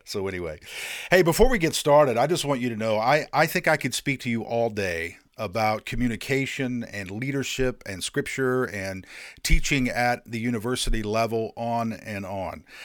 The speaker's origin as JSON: {"language": "English", "region": "Indiana", "country": "United States", "tie": "born or raised there", "moved": "yes", "lives_now": "North Carolina, United States", "said": "I grew up in Indiana"}